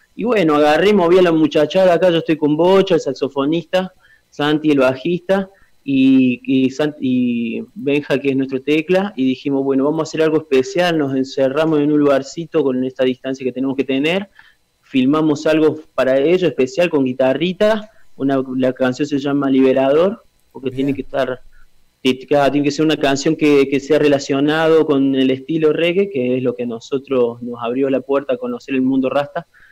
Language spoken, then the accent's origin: Spanish; Villa Mercedes, San Luis, Argentina; En Villa Mercedes, acá en mi origen, acá en mi tierra